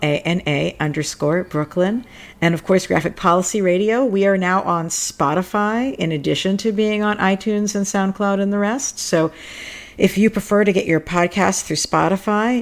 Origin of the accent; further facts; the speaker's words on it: New York, United States; as a New Yorker